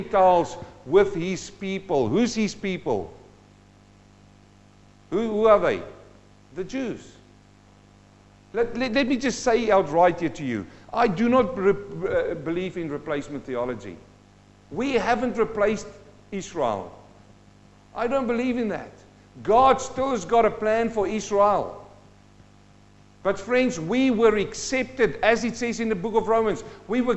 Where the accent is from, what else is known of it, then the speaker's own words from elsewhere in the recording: South Africa; now in New Zealand; I'm a South African-born Kiwi, and I'm standing here, and I came from South Africa where there were a lot of apartheid happening there.